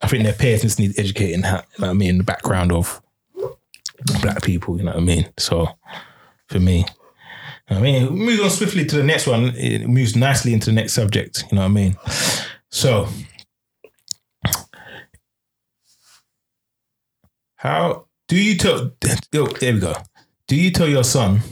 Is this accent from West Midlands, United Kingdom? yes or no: no; London, United Kingdom; moved away; I'm originally from Peckham